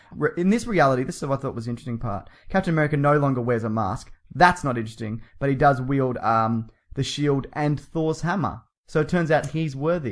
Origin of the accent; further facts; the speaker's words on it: Melbourne, Victoria, Australia; accent: Australian; we're from Melbourne